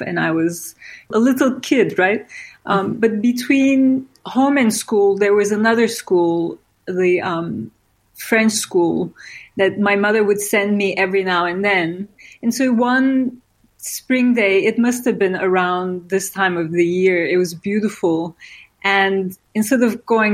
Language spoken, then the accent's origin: English; İzmir, Turkey; now in New York, United States; I grew up in Izmir, which at the time was a small Aegean city, kind of quiet and beautiful